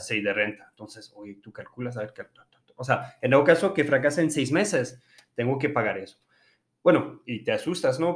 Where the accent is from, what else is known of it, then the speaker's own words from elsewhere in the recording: France; Spanish is a second language; moved away as an adult; also born or lived in Hermosillo, Mexico; now in Mexico; soy francés, eh, de hecho casi toda mi vida la, vivo en Francia